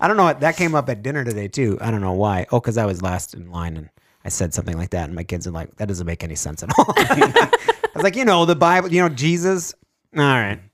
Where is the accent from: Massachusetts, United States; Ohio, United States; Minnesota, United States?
Minnesota, United States; Fergus Falls; we're from Fergus